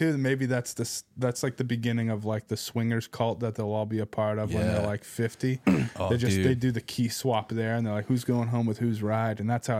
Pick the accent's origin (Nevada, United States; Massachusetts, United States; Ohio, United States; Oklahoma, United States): Massachusetts, United States; Boston; also born or lived in Seattle; I was born in Boston, then we lived in Seattle for a bit.